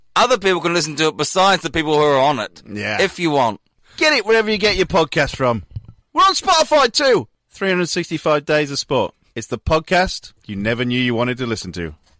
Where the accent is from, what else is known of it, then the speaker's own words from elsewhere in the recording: Newport, Wales, United Kingdom; now in Melbourne, Australia; I am from Newport